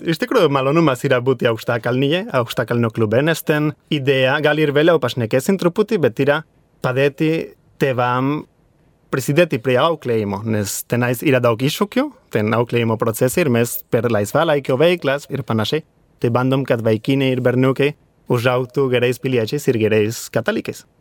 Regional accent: Madrid, Community of Madrid, Spain; Lithuanian is a second language; moved away as an adult; also born or lived in Vilnius, Lithuania; now in Lithuania; aš esu iš Madrido, ten iš Ispanijos sostinės.

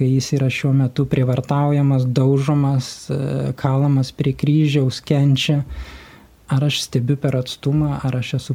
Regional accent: Lithuania; mes lietuviai

